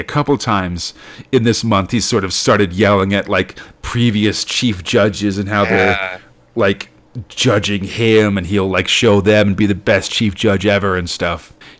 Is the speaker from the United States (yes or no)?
yes; United States; I'm an American and was born in the year 1980.